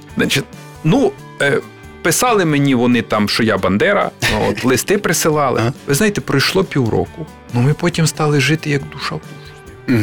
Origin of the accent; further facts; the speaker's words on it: Bukovina, Western Ukraine, Chernivtsi Oblast, Ukraine; now in Kyiv, Ukraine; я приїхав як людина, яка народилася на Буковині на Західній Україні